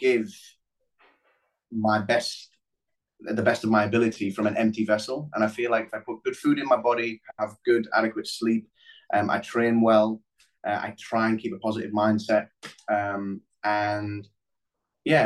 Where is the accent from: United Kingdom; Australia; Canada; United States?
United Kingdom; Middlesbrough, North East England; moved away as an adult; also born or lived in London; growing up in Middlesbrough